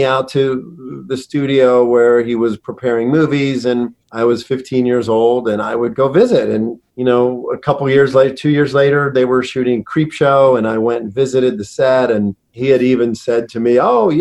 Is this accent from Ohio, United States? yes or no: no; Pittsburgh, Pennsylvania, United States; I grew up in Pittsburgh